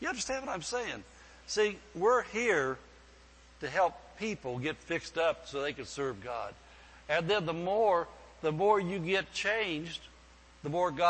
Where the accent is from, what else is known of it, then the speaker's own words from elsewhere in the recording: the Bible Belt, United States; now in California, United States; one of the biggest things that surprised me when I came to California, we came from the Bible Belt, and things were a little different out there.